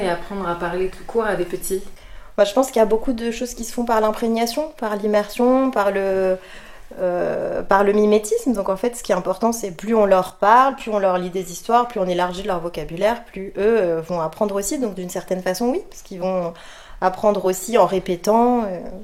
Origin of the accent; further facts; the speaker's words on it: France; first language French; also born or lived in Russia; now in United Arab Emirates; je parle euh, le français, c'est ma langue maternelle. Ensuite, je parle japonais parce que ma mère est japonaise, donc je suis franco-japonaise